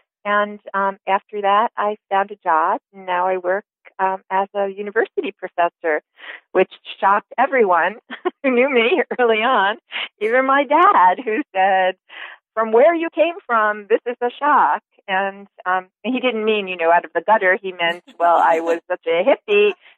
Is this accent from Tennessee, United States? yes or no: no; New York, United States; And I grew up in New York, on Long Island, actually.